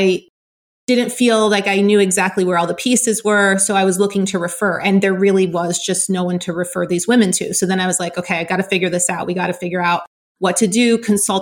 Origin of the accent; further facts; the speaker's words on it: Southern California, United States; I grew up in California, in Southern California